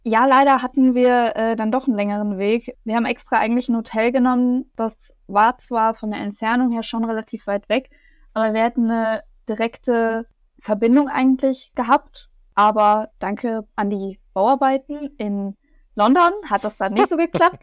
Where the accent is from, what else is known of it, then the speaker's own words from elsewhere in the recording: near Munich, Bavaria, Germany; Ich komme aus der Nähe von München